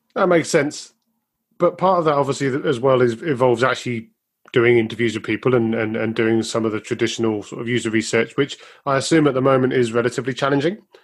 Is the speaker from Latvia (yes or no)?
no; United Kingdom